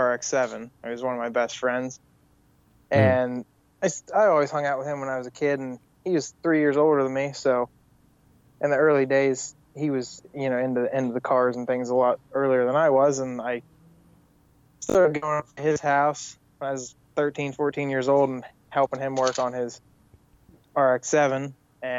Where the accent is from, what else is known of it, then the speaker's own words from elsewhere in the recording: Punxsutawney, Pennsylvania, United States; I'm from Punxsutawney, Pennsylvania, world famous groundhog town